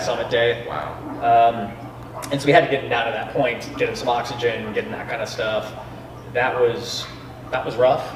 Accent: Grandview Heights, Ohio, United States; moved away as an adult; also born or lived in Boulder, Colorado / Scotland / Chile; I grew up right here in Grandview Heights, Ohio, right here in the middle of Columbus.

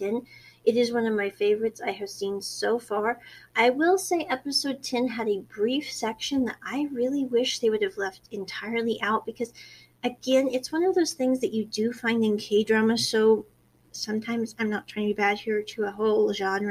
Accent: United States; I was born in America

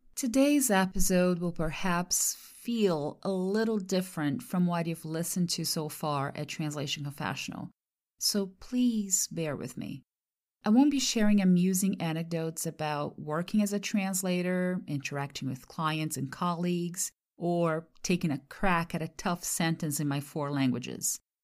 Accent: Brazil; English is a second language; moved away as an adult; now in United States; I'm from Brazil

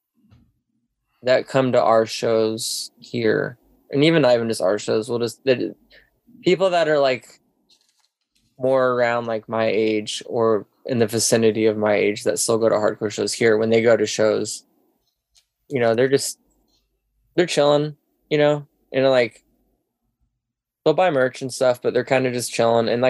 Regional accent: Alaska, United States; moved away; growing up in Alaska

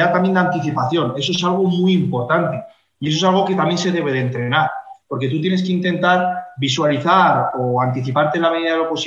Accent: Fuenlabrada, Community of Madrid, Spain; dime un pueblo de, Madrid, como puede ser, por ejemplo, Fuenlabrada, de donde soy yo

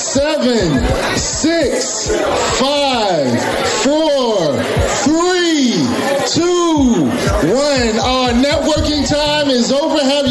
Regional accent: Columbus, Ohio, United States; I grew up in Columbus, Ohio, so I got a chance to hear Les Brown

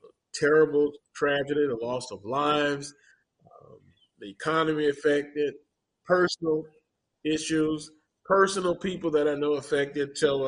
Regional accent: Louisiana, United States; although I'm from Louisiana.

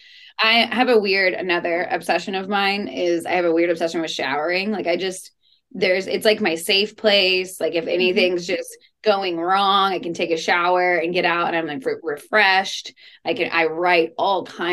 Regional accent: Texas, United States; luckily I grew up in Texas, so I grew up around guns

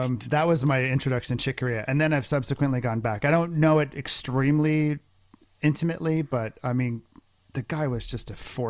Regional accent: New Jersey, United States; Because I grew up in New Jersey in the 80s

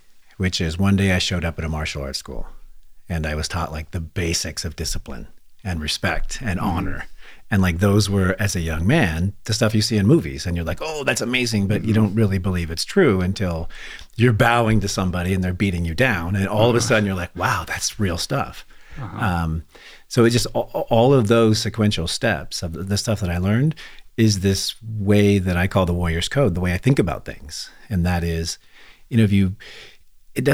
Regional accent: Santa Monica, California, United States; born there; also born or lived in Redding / Anderson; This was in Los Angeles. So I was born in Santa Monica.

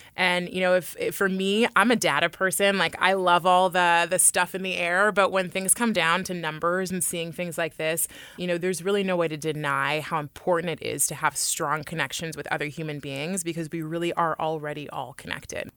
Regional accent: Oakland, California, United States; I was raised in Oakland, which is an incredibly diverse area in the Bay Area

